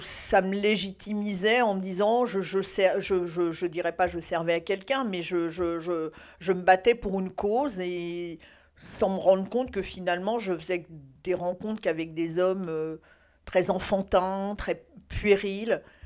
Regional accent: France; je suis née en France

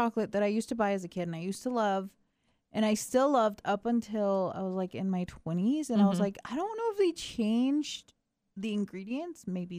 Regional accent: Georgia, United States; moved away; I guess I was raised in Georgia.

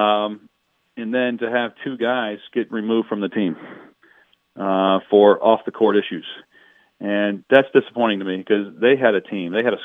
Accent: Cincinnati, Ohio, United States; moved away; I'm from Cincinnati

